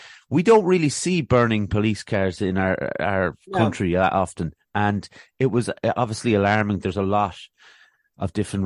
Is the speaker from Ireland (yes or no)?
yes; Ireland; The Irish have it as well, where we have a lot of accents for a small country